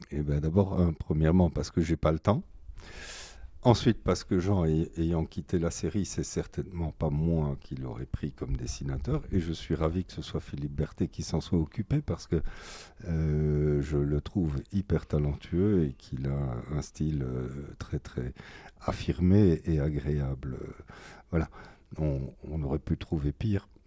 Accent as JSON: {"language": "French", "region": "Ticino", "country": "Switzerland", "tie": "born or raised there", "said": "Moi, j'ai passé une grande partie de mon enfance en Suisse, au lac de Lugano."}